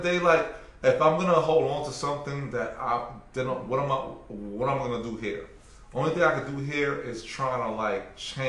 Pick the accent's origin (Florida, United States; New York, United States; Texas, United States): New York, United States; New York City; moved away as an adult; now in Washington, D.C., United States; I'm from Brooklyn.